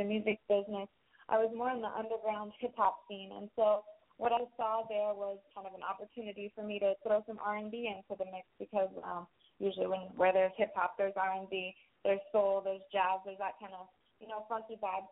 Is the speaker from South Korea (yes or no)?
no; Jacksonville, Florida, United States; I'm from Jacksonville, Florida.